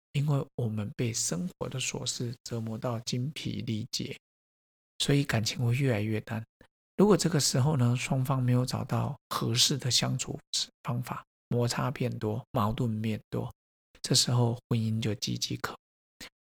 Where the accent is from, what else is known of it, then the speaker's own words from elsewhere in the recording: Taiwan; 我说，“嗯，台湾人